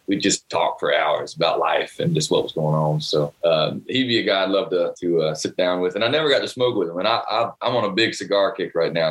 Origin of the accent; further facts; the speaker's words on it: North Carolina, United States; growing up in North Carolina on Tobacco Road